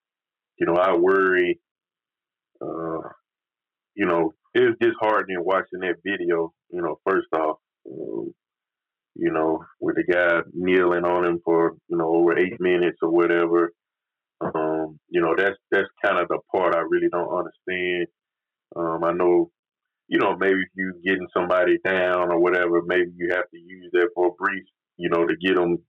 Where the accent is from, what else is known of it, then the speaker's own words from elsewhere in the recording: the South, United States; growing up in the South